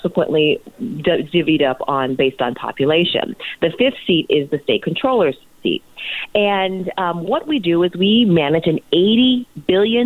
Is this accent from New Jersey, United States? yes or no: no; San Francisco, California, United States; also born or lived in Pittsburgh, Pennsylvania; growing up in San Francisco